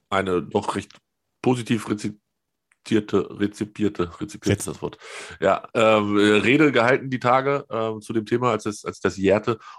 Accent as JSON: {"language": "German", "town": "Hanover", "region": "Lower Saxony", "country": "Germany", "said": "ich komme aus Höhe 50 Meter über normal Null in Hannover"}